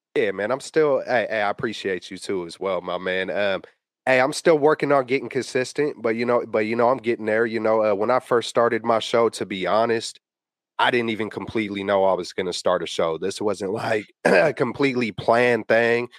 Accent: the Bay Area, California, United States; I'm born and raised out here.

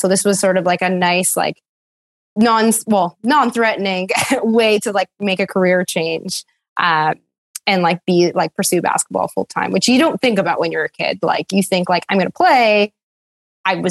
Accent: Ottawa, Ontario, Canada; moved away as an adult; now in Toronto, Canada; I'm from Ottawa originally

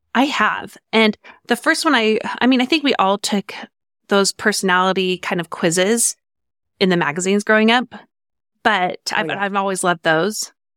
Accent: Farmington, Utah, United States; I grew up in Farmington, Utah. I moved into my house at six months old and stayed there until I was 18

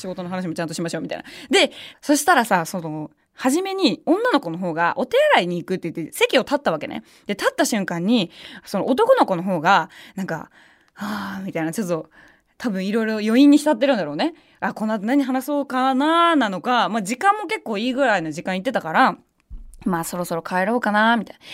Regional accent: Shitamachi, Tokyo, Japan; 私まあ下町出身なんで

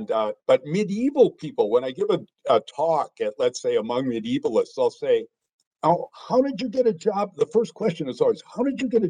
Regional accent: Green Bay, Wisconsin, United States; I grew up in Green Bay, Wisconsin, went to my state university at the University of Wisconsin-Madison

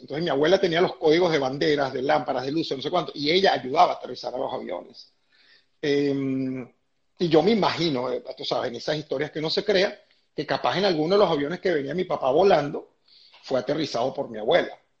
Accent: Venezuela; moved away as an adult; nosotros salimos de Venezuela cuando mis hijas estaban en, primer año de bachillerato

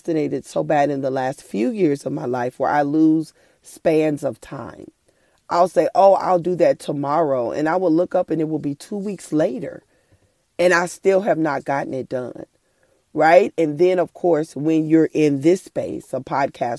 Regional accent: Oklahoma, United States; I'm from Oklahoma

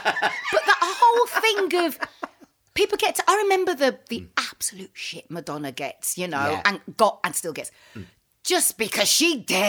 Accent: Wolverhampton, West Midlands, United Kingdom; So being a Wolverhamptoner.

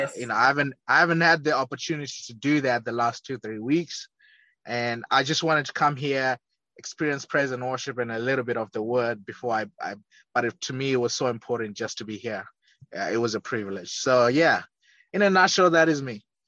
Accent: Zimbabwe; moved away as an adult; also born or lived in Leeds, England; now in United States; born and raised in Zimbabwe, a small southern African country

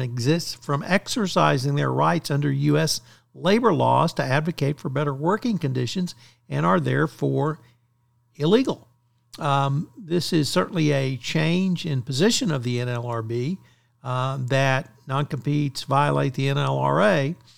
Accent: Bryan, Texas, United States; in Bryan, Texas, which happens to be my hometown

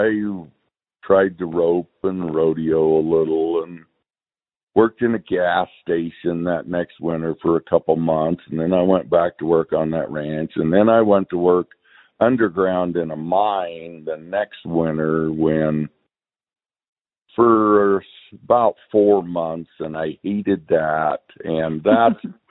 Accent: Wickenburg, Arizona, United States; I was born in Wickenburg, Arizona, in 1951

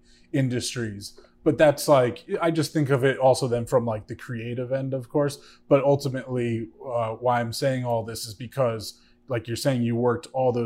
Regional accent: Bergen County, New Jersey, United States; also born or lived in Hoboken; now in Jersey City, United States; Now, having grown up in Jersey City, see, I've only lived here for a little over 2 years, lived in Hoboken right before then, but I grew up in Bergen County

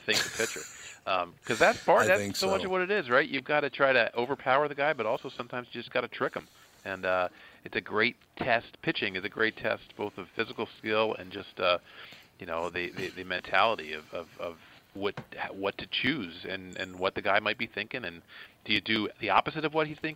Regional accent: outside Philadelphia, Pennsylvania, United States; I grew up outside Philadelphia.

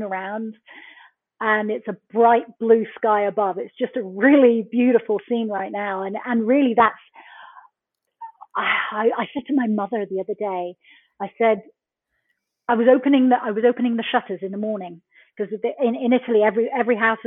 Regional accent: Plymouth, South West England, United Kingdom; moved away as an adult; also born or lived in Brixham, Devon; I was born in a fishing village in Brixham in Devon in the UK. I was brought up in Plymouth, the original one, where the Mayflower steps were.

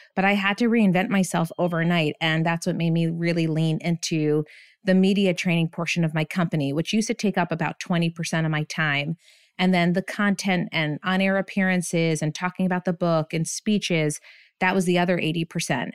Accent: Bethlehem, Pennsylvania, United States; moved away as an adult; also born or lived in Burlington, Vermont; I ended up getting my first job in my hometown. I'm from Bethlehem, Pennsylvania

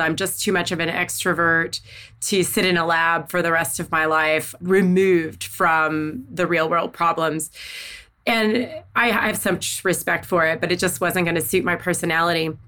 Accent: Southeast Missouri, United States; also born or lived in Northeast Arkansas; I was born in Northeast Arkansas. I grew up in Southeast Missouri.

